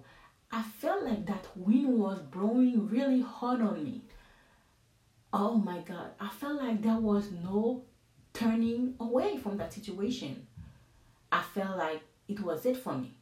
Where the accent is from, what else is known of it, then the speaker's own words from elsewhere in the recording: Haiti; English is a second language; now in United States; I'm from Haiti